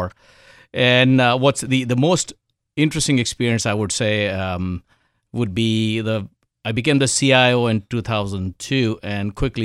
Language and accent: English; India; So I think, first of all, I was born in India, grew up in India.